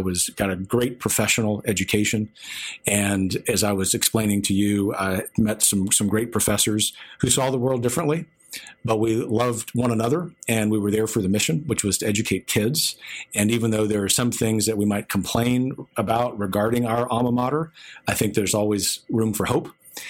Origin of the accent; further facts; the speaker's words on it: South Louisiana, United States; now in Texas, United States; I grew up in South Louisiana, which is this amalgam of beautiful cultures, usually in concert, but sometimes in conflict.